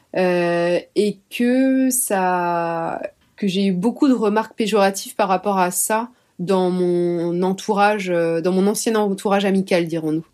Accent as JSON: {"language": "French", "region": "Brittany", "country": "France", "said": "je suis bretonne"}